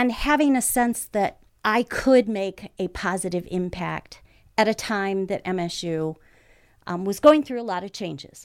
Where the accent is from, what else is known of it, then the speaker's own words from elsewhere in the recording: Lansing, Michigan, United States; being born and raised in Lansing